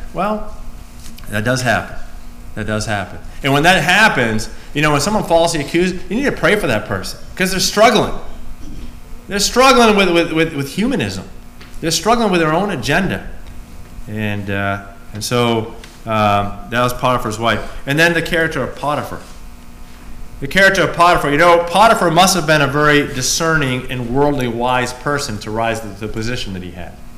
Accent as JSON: {"language": "English", "country": "United States", "said": "I'm an American."}